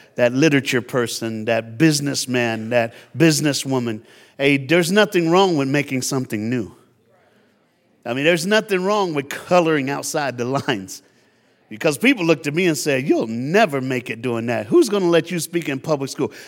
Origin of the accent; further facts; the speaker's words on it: Tennessee, United States; now in South Florida, United States; I live in South Florida, I was born in Tennessee, so you got a black Southern preacher up in your house